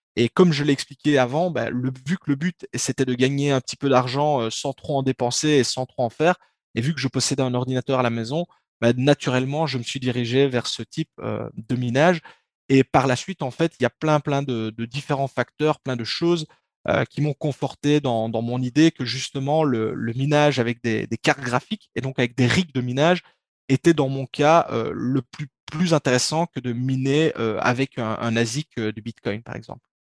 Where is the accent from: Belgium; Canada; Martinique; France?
Belgium; accent: Belgian; je suis belge. En tout cas, ça s'entend à l'accent normalement